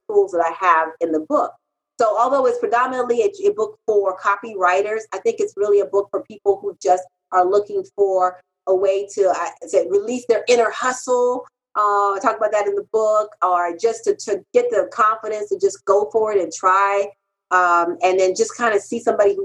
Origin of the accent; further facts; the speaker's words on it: Haiti; now in United States; when I came from Haiti. I'm a Haitian immigrant